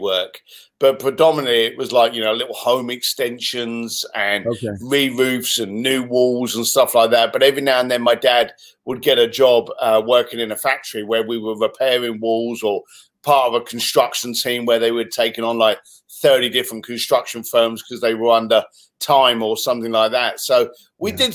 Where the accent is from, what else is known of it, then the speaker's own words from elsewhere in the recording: London, United Kingdom; moved away as an adult; also born or lived in Reading / Hong Kong; now in United States; I was born in Reading, just outside of London, and raised in East London.